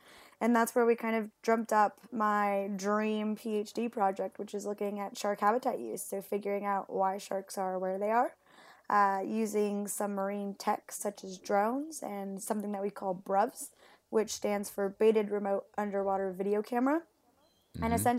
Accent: Puerto Rico; English is a second language; also born or lived in Mexico; now in Perth, Australia; No, so I'm originally from Puerto Rico and Mexico. Oh. And funnily enough, I learned English in Mexico.

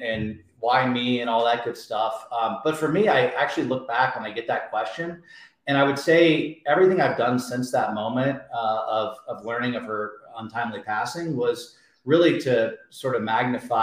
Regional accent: Indianapolis, Indiana, United States; also born or lived in Alabama; I grew up in a town called Indianapolis, Indiana

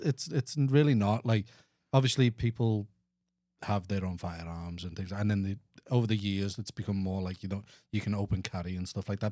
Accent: Liverpool, North West England, United Kingdom; accent: Scouse; moved away as an adult; now in Houston, United States; I'm, I'm from England

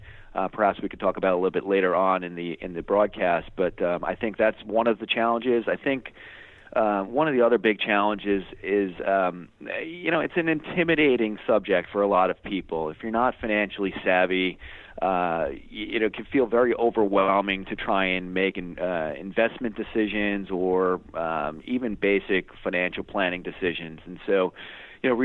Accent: Hoboken, New Jersey, United States; I grew up here in the New York City metro area, Hoboken, New Jersey, to be specific

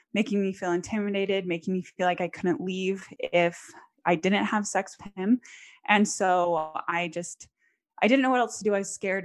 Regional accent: American South, United States; also born or lived in Texas / Tennessee / Louisiana; I grew up primarily in the American South. So Texas, Tennessee, Louisiana, that's where I call home

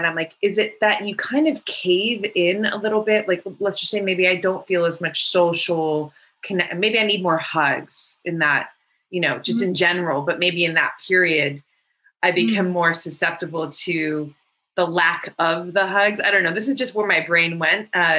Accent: United States; I'm American, but my parents are from Iran.

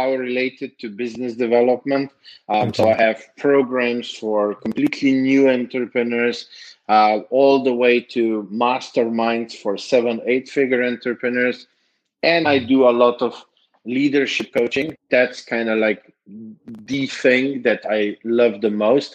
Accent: Slovenia; moved away as an adult; now in Serbia; I am from Slovenia. I moved 3.5 years ago to Serbia

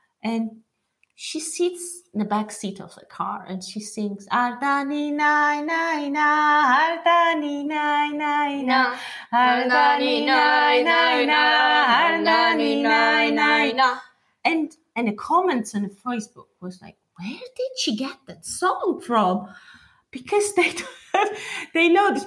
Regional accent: Imereti, Georgia; now in London, United Kingdom; I'm from Imereti. My mom is from Imereti too

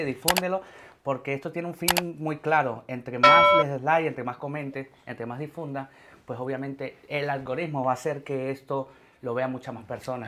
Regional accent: Venezuela; moved away as an adult; now in Madrid, Spain; Yo me fui con 21 años, yo me fui en el 2016 de Venezuela

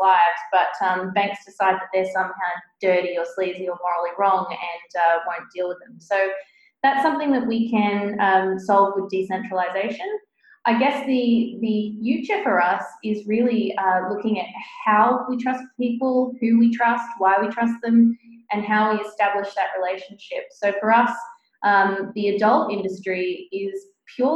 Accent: New South Wales, Australia; I'm from Australia. If we take that, for example, the state that I grew up in, New South Wales

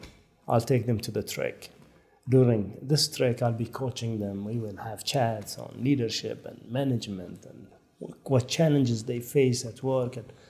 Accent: France; I said, hi, I'm from France. I said, I'm here for 2 weeks.

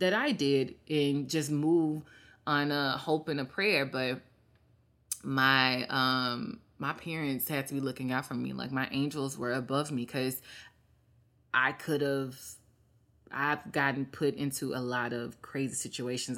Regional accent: Mississippi, United States; moved away as an adult; I go back and help my state

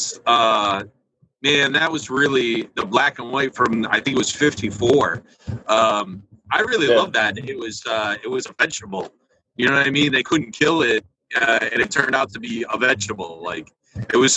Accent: New York, United States; accent: New York; also born or lived in Florida; I sound like I'm from New York

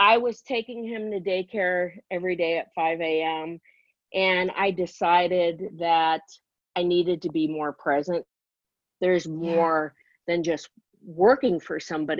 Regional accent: Encino, California, United States; I grew up in a place called Encino, California

